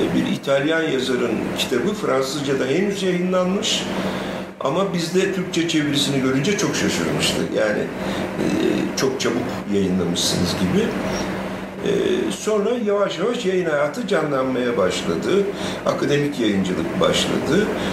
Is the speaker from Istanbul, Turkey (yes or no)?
no; Ankara, Turkey; also born or lived in Diyarbakır; Ben e, Ankara'da doğdum. E, hayatımın küçük bir bölümü hariç hep Ankara'da yaşadım